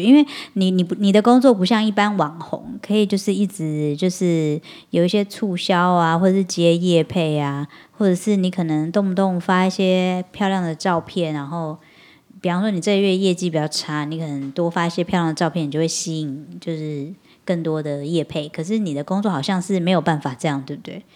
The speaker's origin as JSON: {"language": "Chinese", "country": "Taiwan", "accent": "Taiwanese Mandarin", "said": "我自己台湾国语有点严重"}